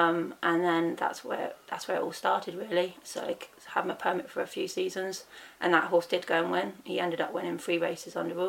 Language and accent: English; England, United Kingdom; I'm fully English